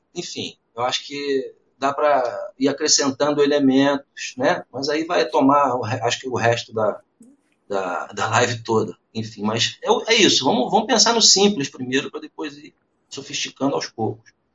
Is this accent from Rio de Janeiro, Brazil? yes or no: yes; Niterói, Rio de Janeiro, Brazil; eu sou de Niterói